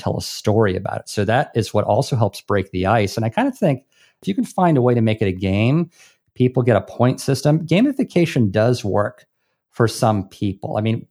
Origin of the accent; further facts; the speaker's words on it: Hawaii, United States; This is what gives me, and I'm from Hawaii, mana.